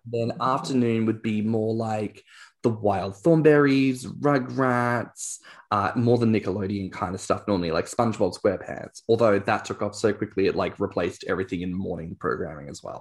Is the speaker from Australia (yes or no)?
yes; Australia; as an Australian